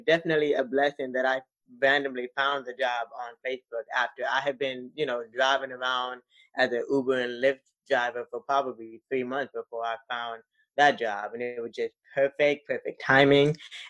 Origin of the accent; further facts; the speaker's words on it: Florida, United States; also born or lived in East Tennessee / DC area; So I was born in South Florida, and then my dad is from East Tennessee. So we were also kind of back and forth between East Tennessee as well.